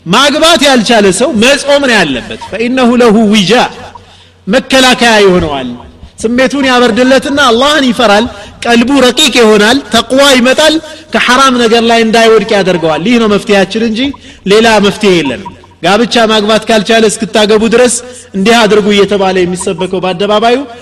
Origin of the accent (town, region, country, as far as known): Ethiopia